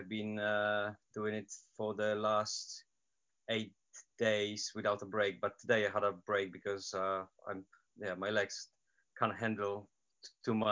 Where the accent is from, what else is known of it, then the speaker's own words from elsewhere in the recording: Poland; English is a second language; moved away as an adult; also born or lived in Yeovil; now in Portsmouth, United Kingdom; I come from Poland. I live in the UK for 13 years now.